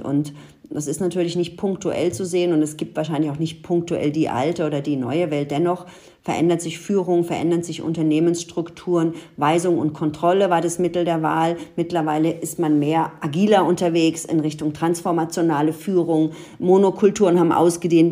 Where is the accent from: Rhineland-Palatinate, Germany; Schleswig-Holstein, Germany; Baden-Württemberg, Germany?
Rhineland-Palatinate, Germany; Ludwigshafen; ich bin ja in Ludwigshafen aufgewachsen